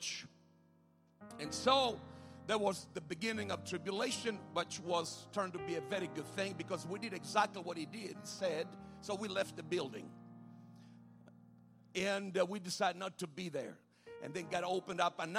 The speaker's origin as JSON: {"language": "English", "region": "Sicily", "country": "Italy", "tie": "born or raised there", "also_born_or_lived": "Rome, Italy", "moved": "as an adult", "said": "I was born and raised in Italy and on an island called Sicily."}